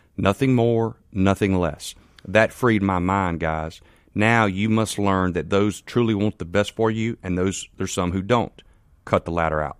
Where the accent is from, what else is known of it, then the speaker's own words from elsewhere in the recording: Canton, Mississippi, United States; I'm from Canton, Mississippi